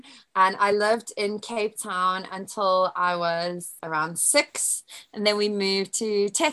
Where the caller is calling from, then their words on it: Tunbridge, South East England, United Kingdom; So I am in Kent in the UK, which is in the south. I stay in Tunbridge. So that's about a 45-minute train journey from central London.